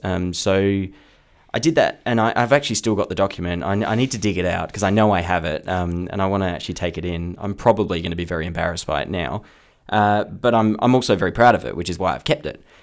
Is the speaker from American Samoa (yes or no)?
no; Perth, Western Australia, Australia; also born or lived in Kenwick / Bassendean; I grew up in Belladurra to start